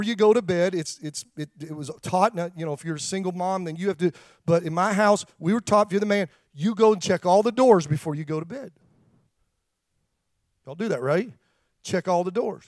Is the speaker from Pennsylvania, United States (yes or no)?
yes; Pennsylvania, United States; I grew up around farmers in Pennsylvania